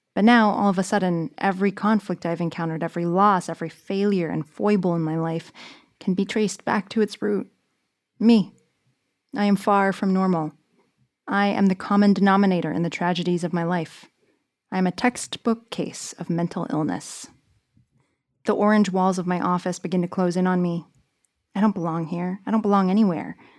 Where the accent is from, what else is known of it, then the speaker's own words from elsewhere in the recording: San Jose, California, United States; moved away as an adult; also born or lived in New York; I grew up in San Jose, California